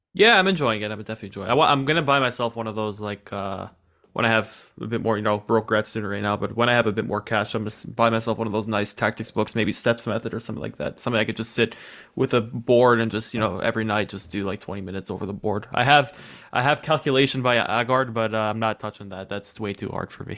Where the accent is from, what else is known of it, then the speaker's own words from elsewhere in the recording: New York City, New York, United States; I'm, I'm from New York City